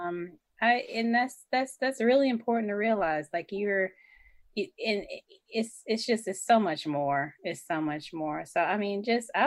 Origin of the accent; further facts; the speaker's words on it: Atlanta, Georgia, United States; I am from the SWATs, aka Southwest Atlanta.